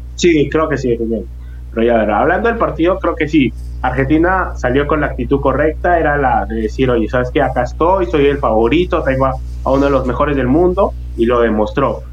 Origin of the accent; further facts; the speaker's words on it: Peru; uno como, como peruano